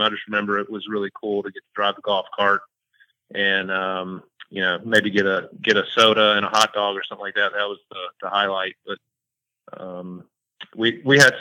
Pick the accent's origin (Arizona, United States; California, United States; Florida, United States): Florida, United States; Jacksonville; also born or lived in St. Augustine, Florida; I grew up here in Jacksonville